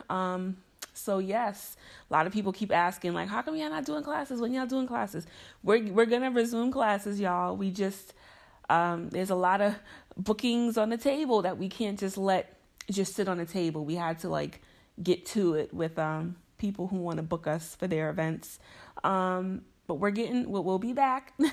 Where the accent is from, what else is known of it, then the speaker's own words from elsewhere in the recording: Mount Vernon, New York, United States; Mount Vernon, which is special to me because that's my hometown, it's where I'm from, it's where my parents still live